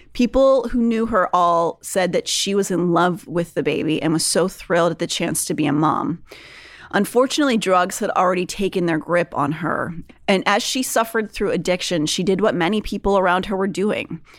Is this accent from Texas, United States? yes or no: no; Pennsylvania, United States; I'm from Pennsylvania